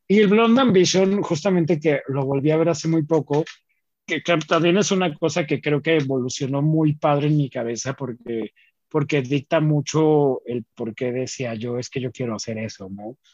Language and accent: Spanish; Mexico; also born or lived in northern Mexico (Ciudad Juárez); como buena familia mexicana